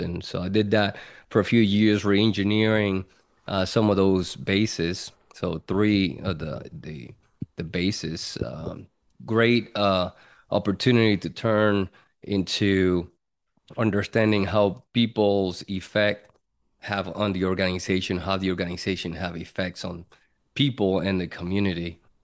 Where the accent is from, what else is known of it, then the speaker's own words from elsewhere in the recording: Puerto Rico; moved away as an adult; born and raised in Puerto Rico, and, uh, from there, when I was nineteen, enlisted in the Air Force